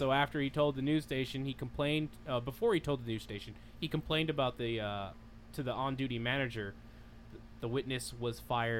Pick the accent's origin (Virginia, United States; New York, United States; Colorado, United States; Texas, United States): New York, United States; I'm from New York